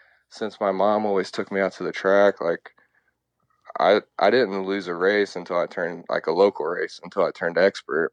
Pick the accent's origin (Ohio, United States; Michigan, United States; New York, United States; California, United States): Ohio, United States; Dayton; moved away as an adult; now in Florida, United States; I grew up in Dayton, Ohio, and my dad raced motocross